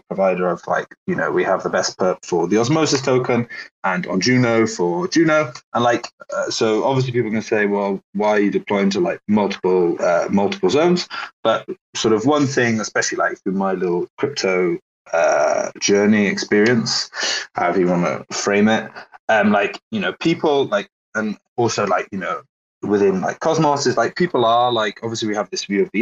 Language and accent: English; Wales, United Kingdom; accent: Welsh; Technically Welsh